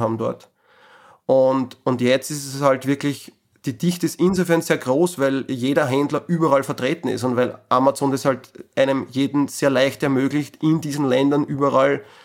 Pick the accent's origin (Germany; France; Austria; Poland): Austria; bei uns in Österreich